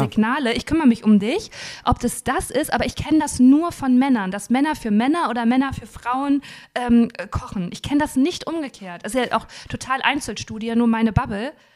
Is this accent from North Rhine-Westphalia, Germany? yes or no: yes; Dinslaken, North Rhine-Westphalia, Germany; Ich komme ja aus Dienstlaken, das ist ja an der Nähe, in der Nähe vom Ruhrgebiet